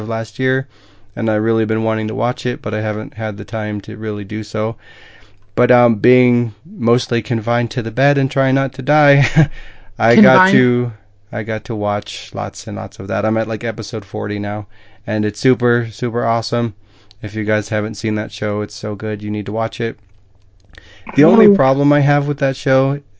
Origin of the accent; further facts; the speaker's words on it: Midwest, United States; I'm a Midwesterner